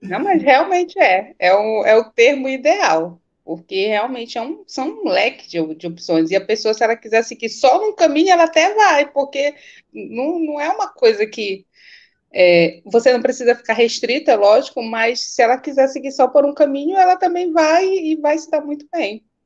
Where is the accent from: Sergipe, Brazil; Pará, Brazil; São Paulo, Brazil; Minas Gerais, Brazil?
Pará, Brazil; Belém; sou do Pará, sou de Belém do Pará, sou tua conterrânea